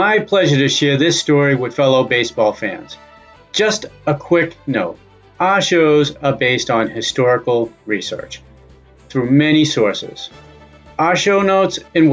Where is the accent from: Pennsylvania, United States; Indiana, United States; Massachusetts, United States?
Massachusetts, United States; Cambridge; I'm from Cambridge, Mass., and I grew up following the Red Sox